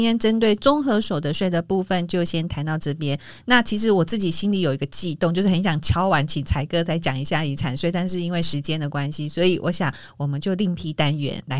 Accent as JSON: {"language": "Chinese", "country": "Taiwan", "said": "因为我我刚刚讲属地的部分是站在我们是台湾人的角度去讲的"}